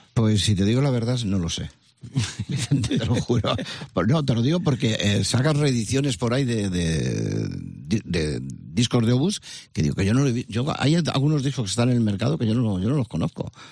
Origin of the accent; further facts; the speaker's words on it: Madrid, Community of Madrid, Spain; moved away as an adult; also born or lived in Burgos; now in Almería, Spain; un par de añitos creo, que nos fuimos a Vallecas, al Pozo del Tierra Mundo, a Entrevías. Y yo me siento súper vallecano